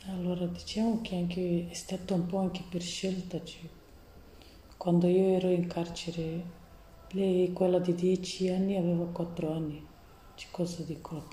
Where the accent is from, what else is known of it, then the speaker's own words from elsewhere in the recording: Romania; Italian is a second language; now in Italy; ho tre figli, una di 15 anni, l'altra di 10 e una di 6 anni deve compiere a luglio. Sono da Romania e mi trovo qui.